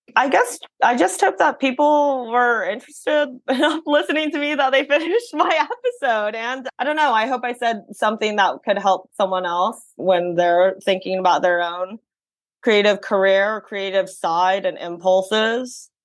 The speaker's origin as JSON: {"language": "English", "town": "San Francisco", "region": "California", "country": "United States", "tie": "born or raised there", "said": "growing up in san francisco in the city that really influenced how many cultures I was able to be exposed"}